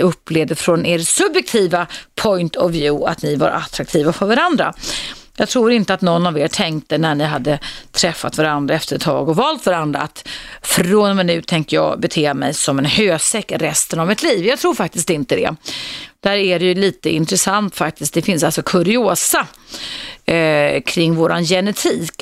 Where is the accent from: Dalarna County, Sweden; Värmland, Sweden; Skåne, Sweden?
Dalarna County, Sweden; Jag härstammar från Dalarna där man säger jag kan själv